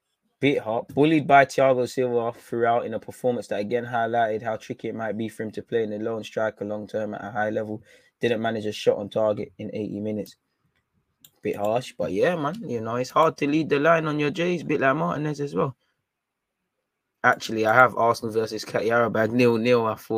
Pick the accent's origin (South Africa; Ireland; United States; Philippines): South Africa; As a South African, I would have loved to have been at the Emirates at least once.